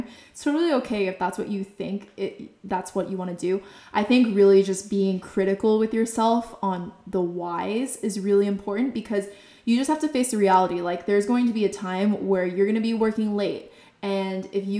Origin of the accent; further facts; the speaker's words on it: Bay Area, California, United States; I grew up in the Bay Area, so I was surrounded by tech